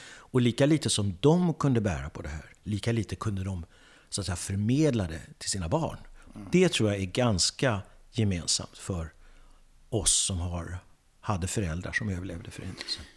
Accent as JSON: {"language": "Swedish", "town": "Södertälje", "region": "Stockholm County", "country": "Sweden", "tie": "born or raised there", "said": "jag kommer från Södertälje. Jag föddes i Södertälje"}